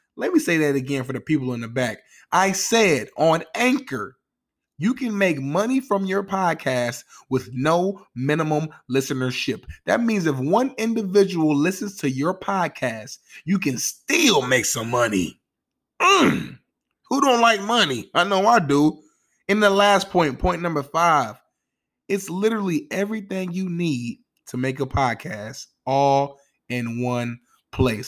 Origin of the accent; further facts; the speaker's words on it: Indianapolis, Indiana, United States; I'm from Nap Town, which means go. I'm an Indianapolis Colts fan